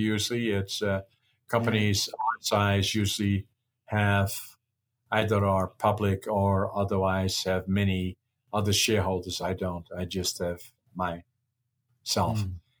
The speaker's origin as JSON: {"language": "English", "country": "Netherlands", "moved": "yes", "lives_now": "Canada", "said": "No, I'm Canadian. I didn't preserve my Dutch. I don't intend to go back there to live. I live here in Canada."}